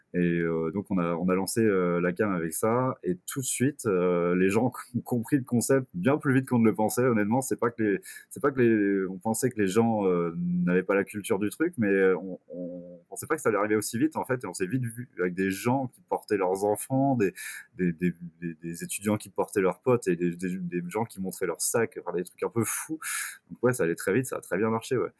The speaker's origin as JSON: {"language": "French", "town": "Quimper", "region": "Brittany", "country": "France", "tie": "born or raised there", "moved": "as an adult", "lives_now": "Bourges, France", "said": "Je suis originaire de Quimper en Bretagne"}